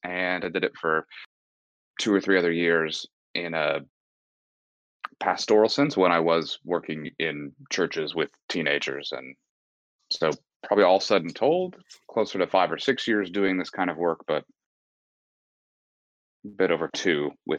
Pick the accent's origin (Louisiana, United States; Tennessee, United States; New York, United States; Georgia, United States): Georgia, United States; Atlanta; now in Texas, United States; So I'm not originally from Texas. I've moved around quite a bit. I grew up mainly in Atlanta